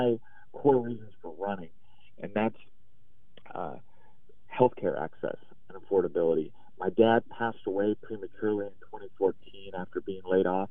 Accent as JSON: {"language": "English", "region": "Idaho", "country": "United States", "said": "here in my home state"}